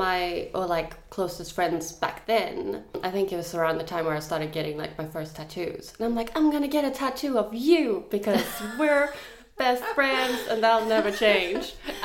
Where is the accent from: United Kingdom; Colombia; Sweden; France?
Sweden; English is a second language; now in Australia; I think when I moved to Australia from Sweden, I had like a big romantic dream about like you have a new big group of friends